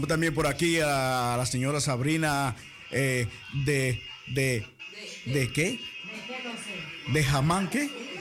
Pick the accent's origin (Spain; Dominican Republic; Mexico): Dominican Republic; now in Netherlands; nosotros los dominicanos, por eso somos como somos porque somos como el sancocho.